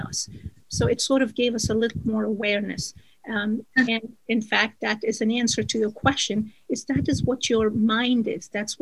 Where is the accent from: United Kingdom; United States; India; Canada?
India; Jammu and Kashmir; moved away; I was born and raised in Kashmir